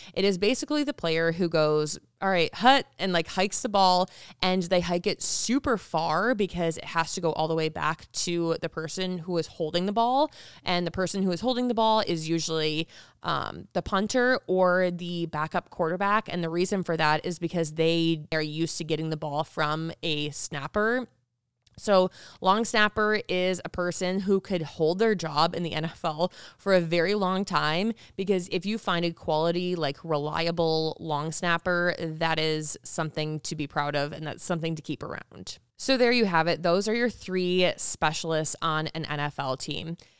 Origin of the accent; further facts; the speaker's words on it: Michigan, United States; moved away as an adult; now in Las Vegas, United States; I'm from Michigan